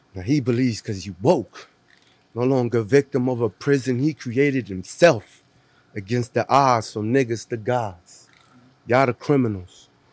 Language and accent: English; Cleveland, Ohio, United States; born or raised there; moved away; also born or lived in Puerto Rico / Florida